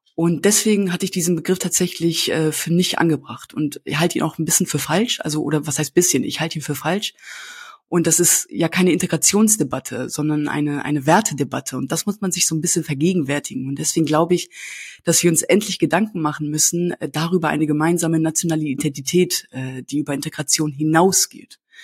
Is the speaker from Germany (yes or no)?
yes; Hanover, Lower Saxony, Germany; first language Kurdish; Heimat ist für mich äh, Hannover Linden